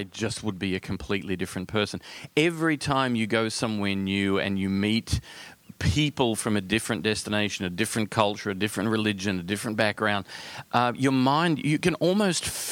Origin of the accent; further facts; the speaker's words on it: Australia; accent: Australian; Being Australian, which is where the accent comes from